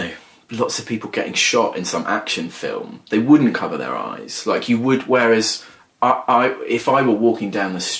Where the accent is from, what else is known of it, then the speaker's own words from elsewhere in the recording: Wheathampstead, East of England, United Kingdom; I grew up in a village called Wheat Hampstead, which is in Hertfordshire, really near Bedfordshire